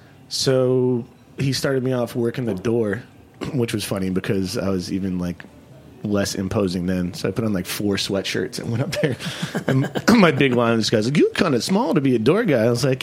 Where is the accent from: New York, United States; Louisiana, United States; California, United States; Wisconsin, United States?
New York, United States; Long Island; moved away as an adult; also born or lived in Vermont / San Francisco; Well, I'm originally from New York.